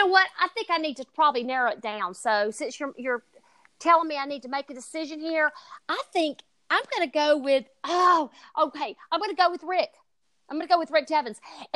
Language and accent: English; Southern, United States; accent: Southern; if you can understand my Southern accent.